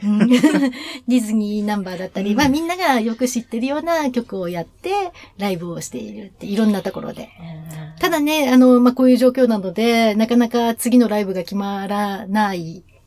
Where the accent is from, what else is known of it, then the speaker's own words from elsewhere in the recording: Nagoya, Aichi, Japan; 私は名古屋出身